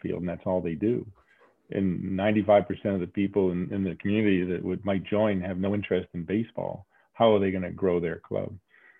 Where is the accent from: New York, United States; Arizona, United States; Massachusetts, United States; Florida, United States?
Massachusetts, United States; Saugus; moved away; also born or lived in Salem, Massachusetts; I was Saugus. Brought up in Saugus.